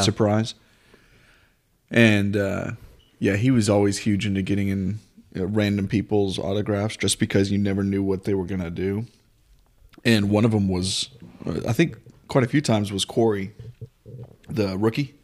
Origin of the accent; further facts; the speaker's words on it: North Texas, United States; we're from Texas.